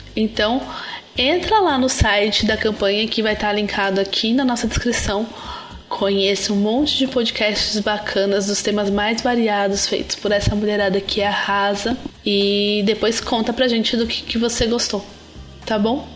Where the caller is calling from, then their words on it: São Paulo, Brazil; Eu falo de São Paulo